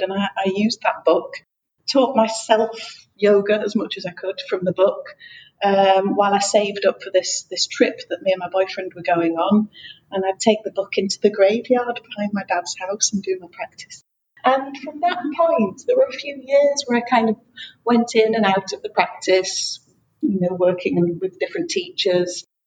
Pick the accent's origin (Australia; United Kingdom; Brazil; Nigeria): United Kingdom; England; moved away as an adult; also born or lived in Brittany, France; now in France; I'm from England, but I live in France with my partner who is French